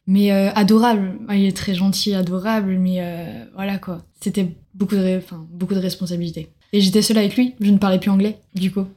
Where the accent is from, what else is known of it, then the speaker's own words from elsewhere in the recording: France; moved away as an adult; now in Sydney, Australia; on est français